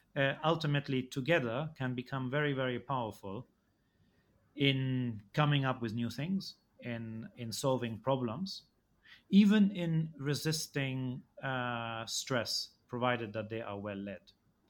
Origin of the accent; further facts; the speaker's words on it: Egypt; Well, I grew up in Egypt and I went to a school where the vast majority, I think it was more than 90% of the students were Egyptian.